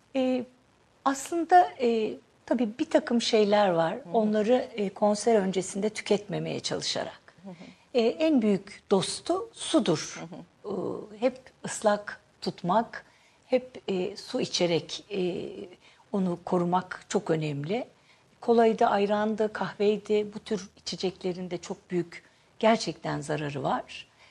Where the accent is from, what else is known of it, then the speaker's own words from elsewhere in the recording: Akşehir, Konya, Turkey; ben Akşehirliyim.